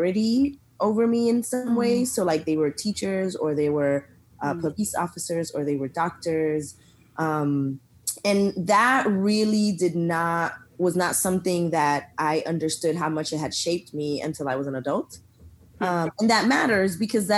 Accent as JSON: {"language": "English", "town": "Lawrence", "region": "Massachusetts", "country": "United States", "tie": "born or raised there", "also_born_or_lived": "Dominican Republic", "moved": "yes", "lives_now": "Austin, United States", "said": "raised in Massachusetts in Lawrence, which is a small little city"}